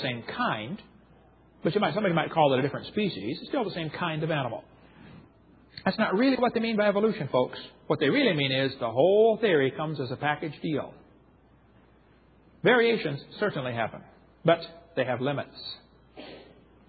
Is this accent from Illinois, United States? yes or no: yes; Illinois, United States; I grew up in Illinois, corn country